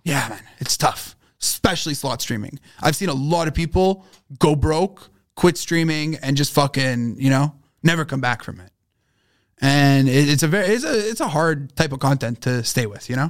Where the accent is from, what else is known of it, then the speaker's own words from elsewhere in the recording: Montreal, Quebec, Canada; Growing up in Montreal